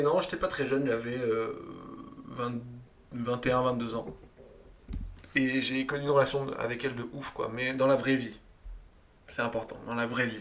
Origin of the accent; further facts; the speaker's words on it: Toulouse, Occitania, France; moved away as an adult; now in Paris, France; je viens de Toulouse, moi je suis né à Toulouse. Très rapidement j'ai voulu quitter Toulouse